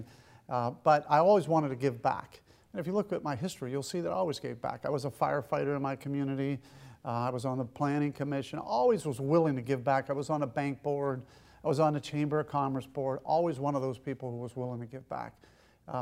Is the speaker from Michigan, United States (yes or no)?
no; Western Pennsylvania, United States; moved away as an adult; also born or lived in Wadsworth, Ohio; now in Ohio, United States; I grew up in Western Pennsylvania